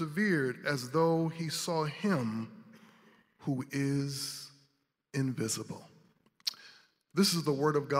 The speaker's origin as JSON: {"language": "English", "town": "Grand Rapids", "region": "Michigan", "country": "United States", "moved": "yes", "lives_now": "North Carolina, United States", "said": "I am from Grand Rapids, Michigan, but I've spent many years in the Carolinas"}